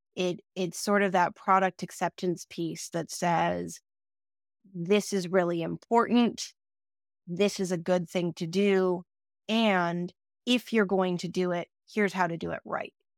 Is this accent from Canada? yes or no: yes; Canada; As a Canadian